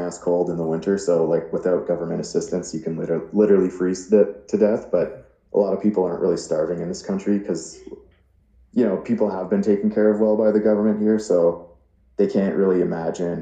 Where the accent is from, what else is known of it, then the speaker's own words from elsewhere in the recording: Ottawa, Ontario, Canada; I'm from Ottawa